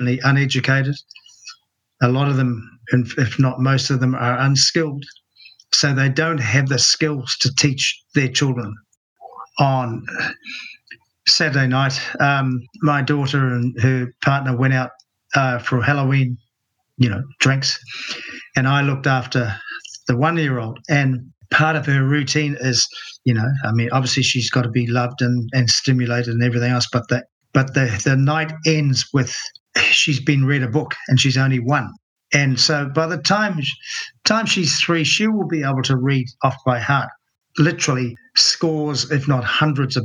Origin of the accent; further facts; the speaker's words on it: Rotorua, Bay of Plenty, New Zealand; my hometown of Rotorua